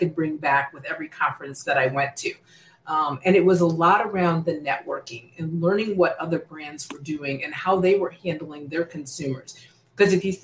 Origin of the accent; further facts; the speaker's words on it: United States; now in Secaucus, United States; I'm originally born and raised in the Chicago, Indiana area